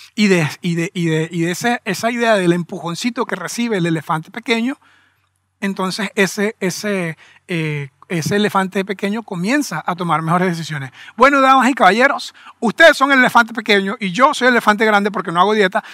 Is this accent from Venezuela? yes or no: yes; Venezuela; somos venezolanos